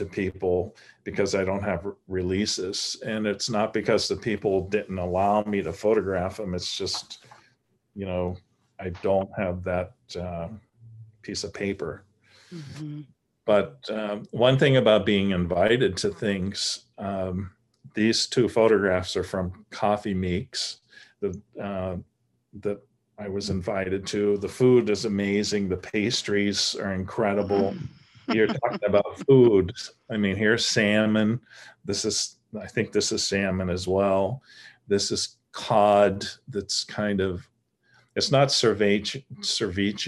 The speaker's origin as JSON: {"language": "English", "country": "United States", "also_born_or_lived": "New York", "said": "being an American living in New York"}